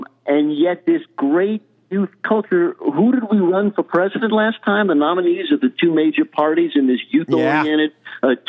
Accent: New Orleans, Louisiana, United States; my hometown mayor in New Orleans, Mitch Landrieu

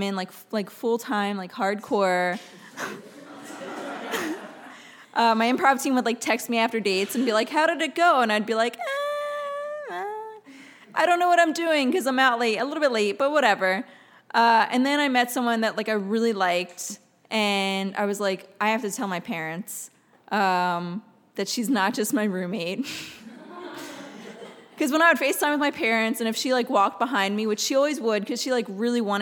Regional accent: West Chester, Pennsylvania, United States; moved away as an adult; also born or lived in Philadelphia, Pennsylvania; now in Los Angeles, United States; the town I grew up in Pennsylvania, it's Westchester, Pennsylvania

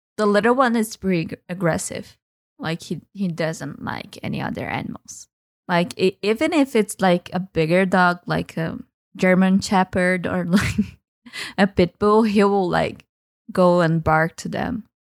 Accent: Brazil; I am from Brazil.

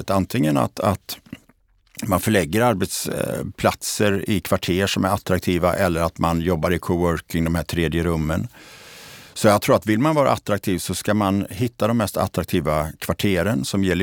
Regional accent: Borås, Västra Götaland, Sweden; Jag är ju eh, född och uppvuxen i Borås eh, som ju har en väldigt positiv och intressant utveckling

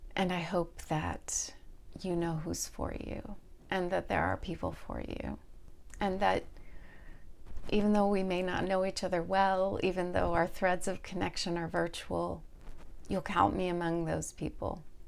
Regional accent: Texas, United States; moved away; also born or lived in Indianapolis / Pacific Northwest; Growing up in Texas, in the late seventies and early eighties as a family with children that were mixed race

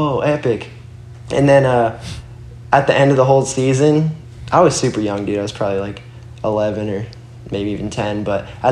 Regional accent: Florida, United States; also born or lived in Brooklyn, New York; I was born in Brooklyn, New York, and I moved to Florida when I was like three.

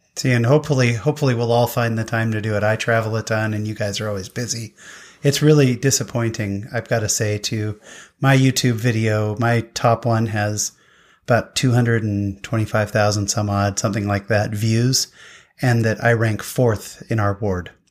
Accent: Utah, United States; I'm from Utah

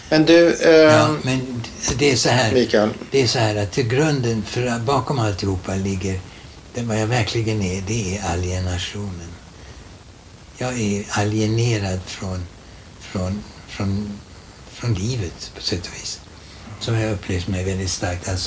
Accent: Germany; born there; Swedish is a second language; also born or lived in Italy; jag är född som tysk. Jag bär ett tyskt kulturarv i mig

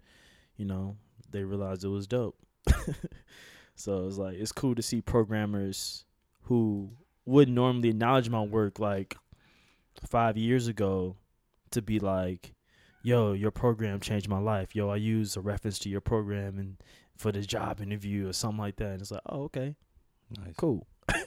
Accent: Chicago, Illinois, United States; I'm from Chicago

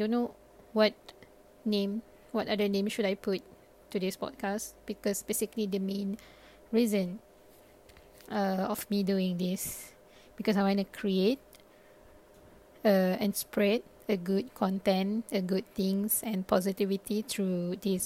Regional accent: Malaysia; first language Malay; English is a second language; also born or lived in Japan; I am from Malaysia and currently based in Malaysia

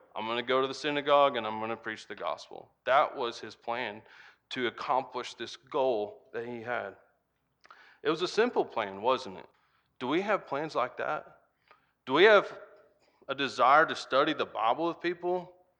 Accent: United States; accent: Hick; when I came back to the farm and started spending more time with my family, my Hick accent kinda got a lot bigger.

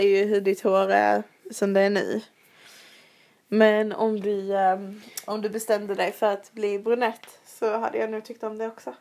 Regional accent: Sweden; moved away as an adult; now in London, United Kingdom; hos vår frisör hemma i Sverige

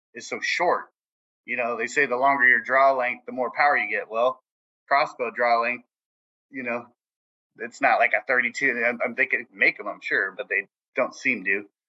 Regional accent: San Jose, California, United States; I'm from San Jose, California

